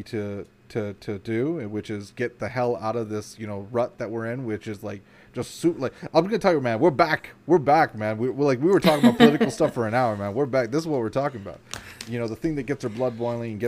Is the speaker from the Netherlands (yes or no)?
no; Canada; as a Canadian